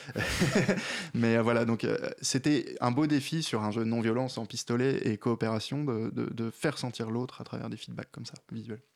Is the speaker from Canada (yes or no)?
no; the North, France; je suis du Nord